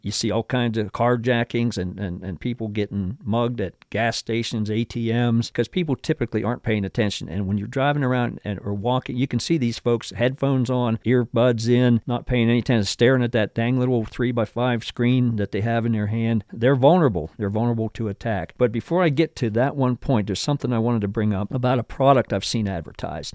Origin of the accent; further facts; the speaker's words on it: Pennsylvania, United States; my home state of Pennsylvania